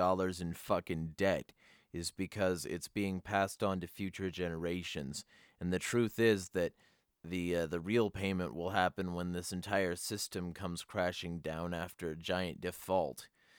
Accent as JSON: {"language": "English", "region": "Michigan", "country": "United States", "said": "Although we are both from Michigan, James and myself have traveled to many states to promote freedom."}